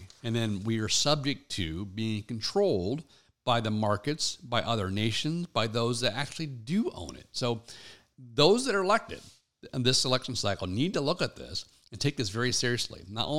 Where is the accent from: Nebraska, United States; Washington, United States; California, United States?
Washington, United States; I grew up in Eastern Washington. I grew up on ranching and feedlots, and my grandpa was a farmer in Colorado.